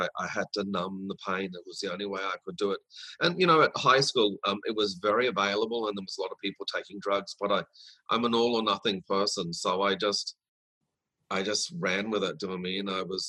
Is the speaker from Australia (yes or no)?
yes; Brisbane, Queensland, Australia; also born or lived in Sydney, Australia / Woodridge (Logan City), Queensland; because at the age of 9, I moved from Sydney to Brisbane